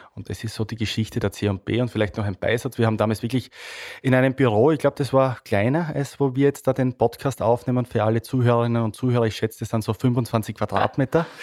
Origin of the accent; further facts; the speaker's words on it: Styria, Austria; bin stolzer Steirer, äh, bin da wirklich sehr stolz auf meine Herkunft